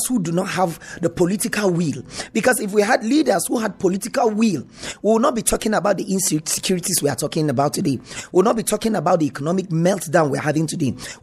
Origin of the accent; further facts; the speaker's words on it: Middle Belt, Nigeria; I'm here talking as a Nigerian